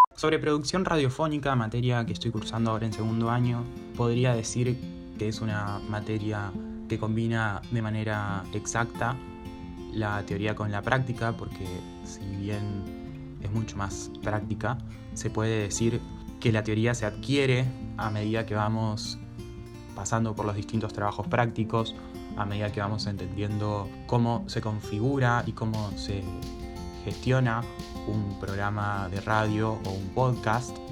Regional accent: Rosario, Santa Fe, Argentina; nací y vivo en Rosario, Santa Fe

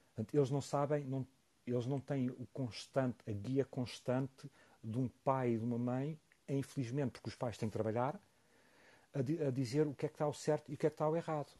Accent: Portugal; sim, sou orgulhosamente português

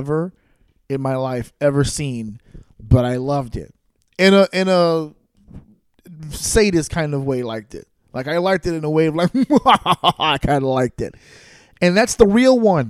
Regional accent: New York, United States; I grew up in New York.

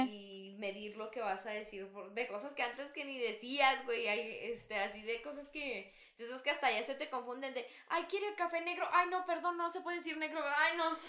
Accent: Mexico; somos mexicanos

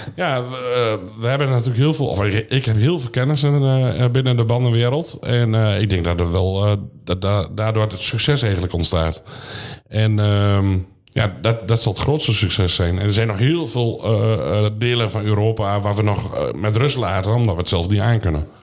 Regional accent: Vriezenveen, Overijssel, Netherlands; geboren in Frieseveen, gehuwd en uh, vier kinderen

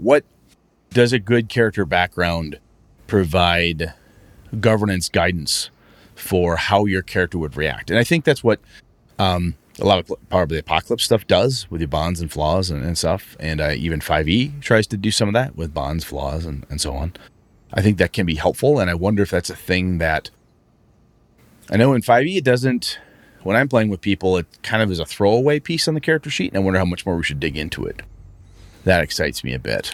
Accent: Wausau, Wisconsin, United States; moved away; I headed up to uh, my hometown, Wausau

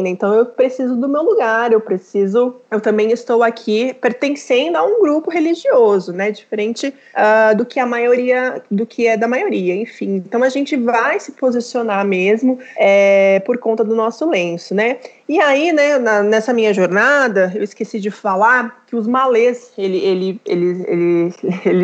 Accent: Brazil; eu sou brasileira, mas as pessoas não me consideram brasileira, né?

